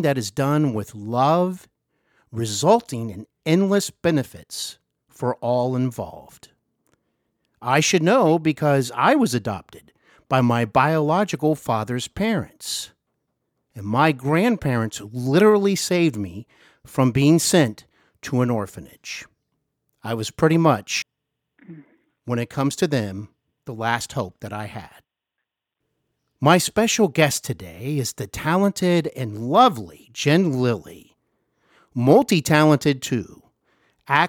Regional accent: Cincinnati, Ohio, United States; born or raised there; also born or lived in Hollywood

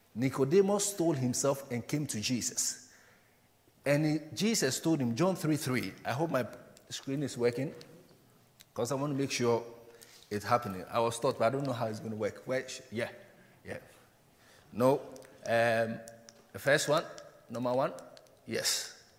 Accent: Ghana; now in United Kingdom; I'm a Ghanaian

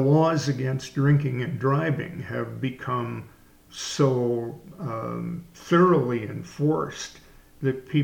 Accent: Canada; moved away; my Canadian background

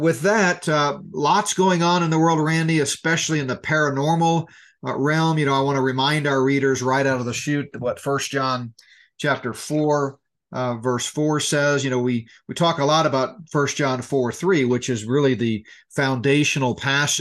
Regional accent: Colorado, United States; my home state of Colorado

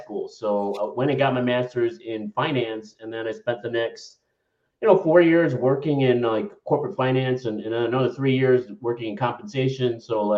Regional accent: Chicago, Illinois, United States; moved away as an adult; now in Miami, United States; I grew up in Chicago

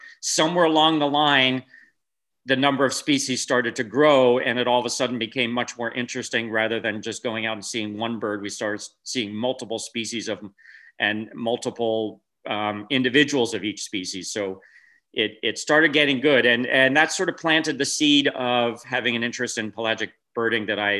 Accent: East Coast, United States; now in California, United States; Well, I grew up in the East Coast and went to high school in the East Coast. I went to Villanova University outside of Philadelphia.

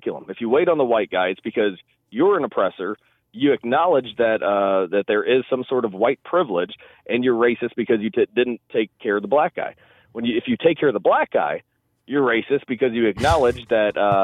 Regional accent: Ferguson, Missouri, United States; I grew up in Ferguson, Missouri, the Ferguson-Florissant School District taught me everything

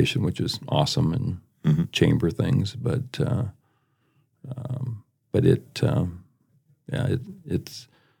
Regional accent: Agar, South Dakota, United States; also born or lived in Sioux City, Iowa; now in Brandon, United States; I grew up in Agar, small town, 100 people.

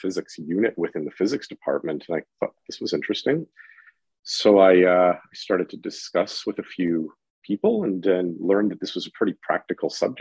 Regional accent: Guelph, Ontario, Canada; moved away as an adult; now in Toronto, Canada; I'm originally from Guelph, and I did my undergraduate at the University of Guelph in theoretical physics.

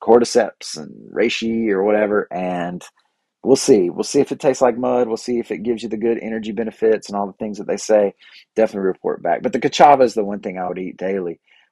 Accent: Bible Belt South, United States; I grew up here in the Bible Belt South

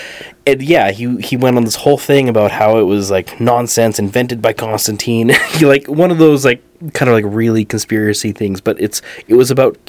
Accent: England, United Kingdom; I'm English.

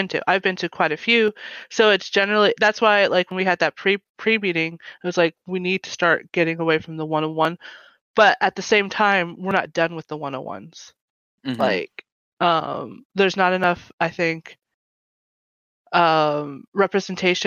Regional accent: United States; I was born in America, but my mom's side of the family is from Guatemala, and my bio dad's side is from El Salvador

